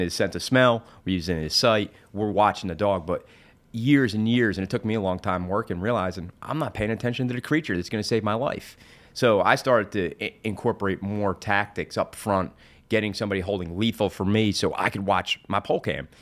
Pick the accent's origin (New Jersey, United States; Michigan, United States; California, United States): New Jersey, United States; now in South Carolina, United States; I'm originally from New Jersey